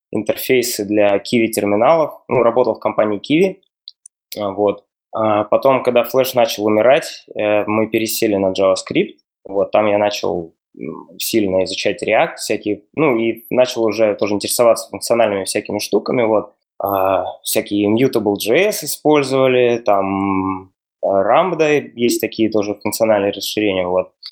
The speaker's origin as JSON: {"language": "Russian", "country": "Russia", "said": "я учился в Бауманке в Москве, я вообще ну, из России."}